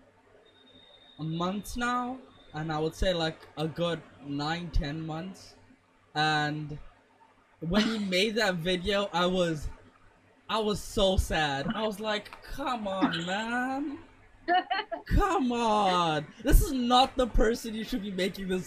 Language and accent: English; South Africa; now in India; I grew up in South Africa too